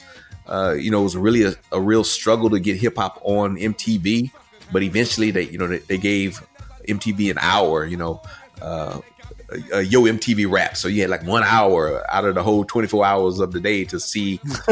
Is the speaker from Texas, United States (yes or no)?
yes; Texas, United States; for me growing up in Texas, was a coastal thing